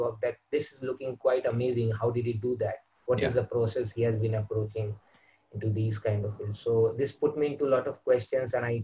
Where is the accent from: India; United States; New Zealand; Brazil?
India; Kolkata, West Bengal; I'm from India, and I'm from West Bengal, where I've been brought up